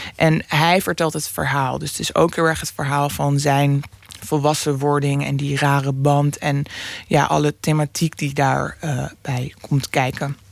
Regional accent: Amsterdam, North Holland, Netherlands; ik woon in Noord maar ik kom er als kind, kom ik dus uit Oost.

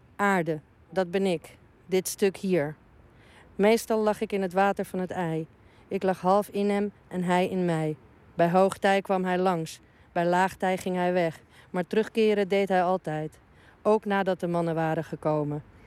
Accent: Uruguay; now in Amsterdam, Netherlands; Ik kom uit Uruguay en ik woon in Nederland al heel lang

